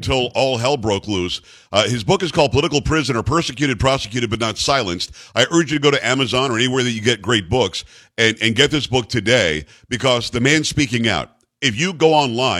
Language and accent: English; Palm Beach County, Florida, United States; I grew up in Palm Beach County, Florida